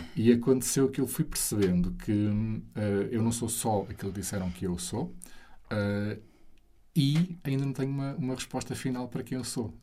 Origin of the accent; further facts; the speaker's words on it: Alpiarça, Santarém District, Portugal; sair de casa dos meus pais, onde eu cresci, ali em Alpiarça, perto de Santarém